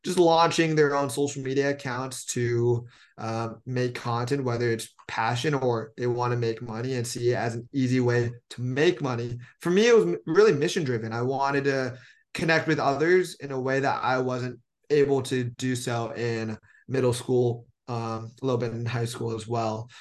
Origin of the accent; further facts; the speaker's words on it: Bay Area, Silicon Valley, California, United States; I'm from the Bay Area, Silicon Valley, born and raised